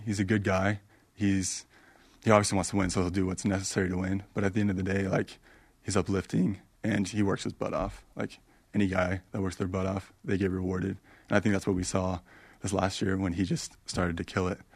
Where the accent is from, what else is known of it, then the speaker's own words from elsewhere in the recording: Arizona, United States; growing up in Arizona, loved A S U.